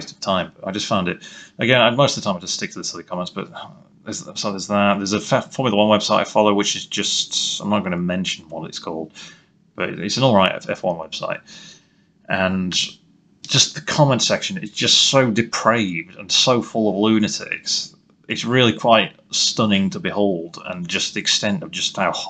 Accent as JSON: {"language": "English", "region": "England", "country": "United Kingdom", "said": "me being English"}